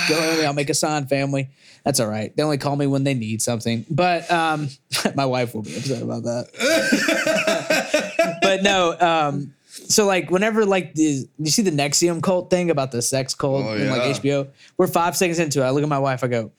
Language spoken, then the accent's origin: English; Mississippi River Delta, United States; cause I come from hustlers, dirt, you know, just devious people. Like we're near the from the Mississippi River Delta bottoms.